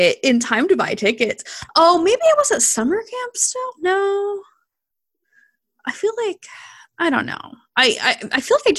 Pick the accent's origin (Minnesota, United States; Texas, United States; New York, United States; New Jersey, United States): New Jersey, United States; I'm from New Jersey and like an area